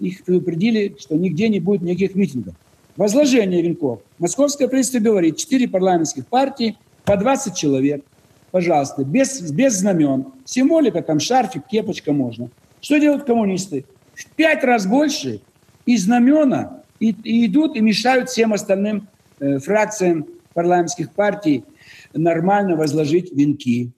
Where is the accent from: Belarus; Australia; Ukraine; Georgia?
Belarus; now in Moscow, Russia; Я родом из Беларуси, живу в России, в Москве